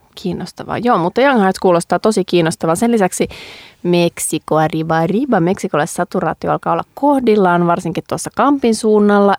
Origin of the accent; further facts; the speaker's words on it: Vaasa, Ostrobothnia, Finland; kyllä me käytiin pienenä, siis Vaasassa